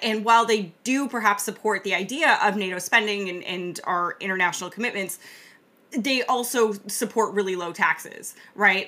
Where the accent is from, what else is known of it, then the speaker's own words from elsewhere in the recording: Canada; as a Canadian